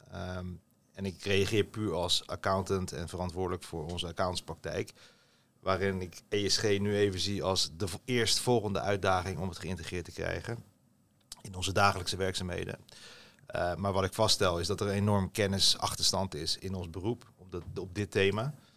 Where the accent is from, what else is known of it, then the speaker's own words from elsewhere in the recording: Rotterdam, South Holland, Netherlands; opgevoed, opgegroeid in Rotterdam